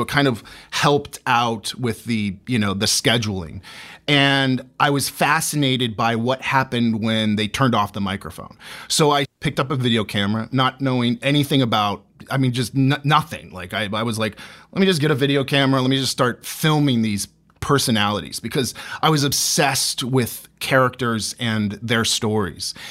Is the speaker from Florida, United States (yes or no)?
yes; St. Petersburg, Florida, United States; I was born and raised in, in Saint Pete, Florida